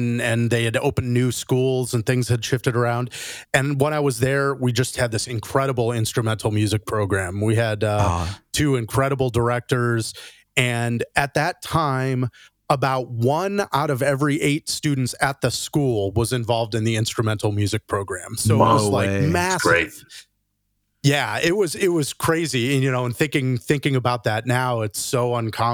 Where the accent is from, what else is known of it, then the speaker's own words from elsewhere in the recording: Phoenix, Arizona, United States; I grew up in Phoenix, Arizona